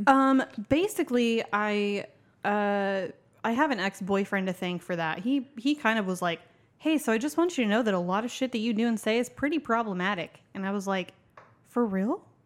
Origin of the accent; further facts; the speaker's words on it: Tulsa, Oklahoma, United States; I'm from Tulsa, Oklahoma